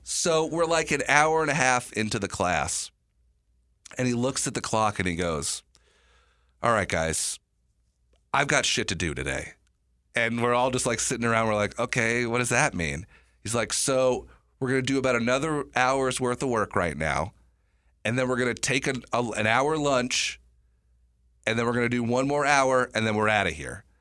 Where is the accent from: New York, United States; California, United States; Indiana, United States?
New York, United States; moved away; I was born in New York